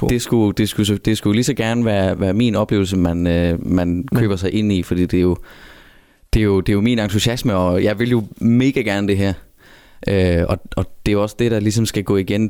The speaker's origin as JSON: {"language": "Danish", "area": "Southern Jutland", "region": "Southern Denmark", "country": "Denmark", "said": "Jeg kommer helt nede fra det kolde syd, helt ned omkring grænsen ved, øh, Kruså og Græsteen og alt dernede."}